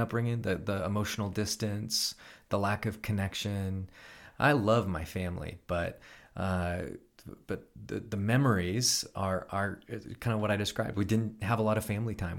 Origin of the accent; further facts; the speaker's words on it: Elk Grove, California, United States; grew up in Elk Grove